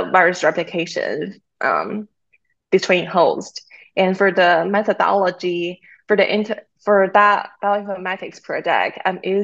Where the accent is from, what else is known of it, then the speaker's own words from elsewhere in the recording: China; now in North Carolina, United States; I'm originally from China